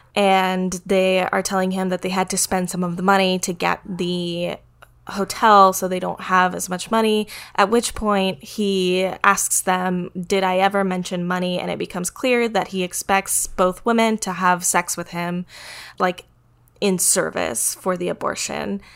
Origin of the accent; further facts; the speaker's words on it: United States; I'm American